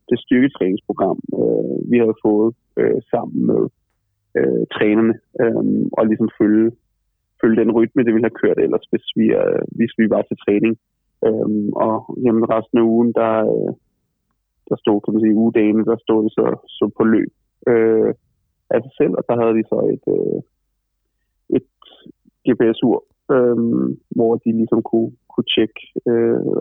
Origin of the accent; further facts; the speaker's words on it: Copenhagen, Capital Region of Denmark, Denmark; moved away as an adult; now in Düsseldorf, Germany; man som københavner godt kan lide, øh, øh, er, er nede i København